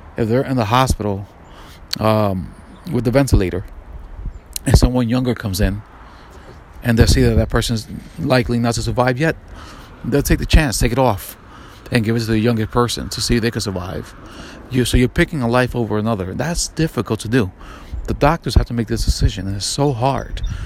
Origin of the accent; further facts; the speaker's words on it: New York, United States; I'm from New York, FDNY, EMS, NYPD